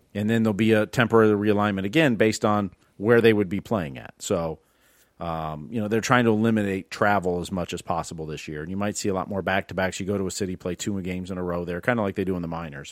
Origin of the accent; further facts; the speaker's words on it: Midwest, United States; now in Florida, United States; I grew up in the Midwest